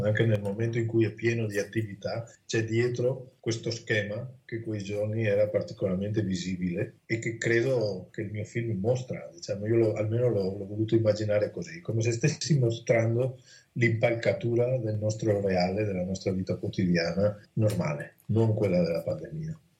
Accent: Alta Padovana, Veneto, Italy; il mio paese

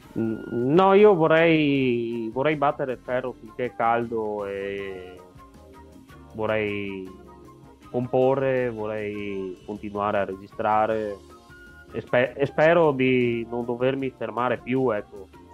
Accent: Rovigo province, Veneto, Italy; Sono di Rovigo, provincia

